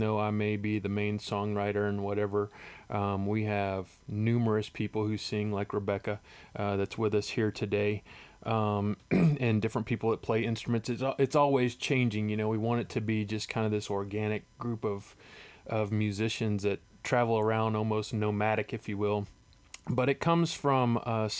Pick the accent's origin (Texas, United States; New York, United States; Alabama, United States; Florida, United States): Alabama, United States; Huntsville; I was born and raised here in Huntsville